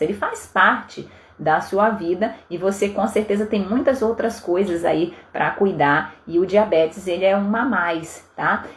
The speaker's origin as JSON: {"language": "Portuguese", "region": "Pará", "country": "Brazil", "tie": "born or raised there", "moved": "yes", "said": "Eu sou paraense, então eu sou do norte do Brasil"}